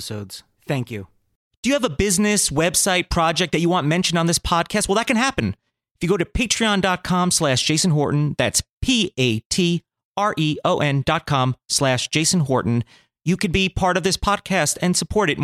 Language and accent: English; New Jersey, United States; moved away; also born or lived in Newburgh, New York; I'm from Jersey originally